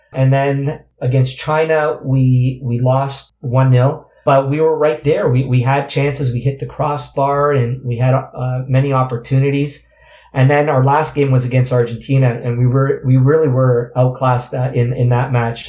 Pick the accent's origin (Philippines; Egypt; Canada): Canada; as Canadian players